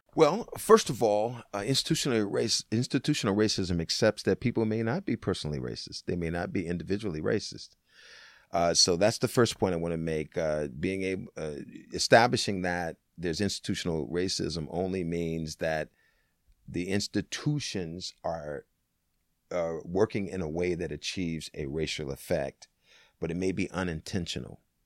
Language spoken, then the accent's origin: English; Tacoma, Washington, United States; also born or lived in Seattle, Washington; I was born in Tacoma, Washington